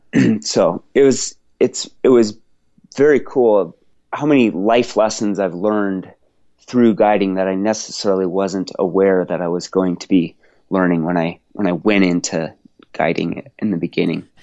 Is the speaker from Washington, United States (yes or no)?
yes; Washington, United States; I grew up in Washington State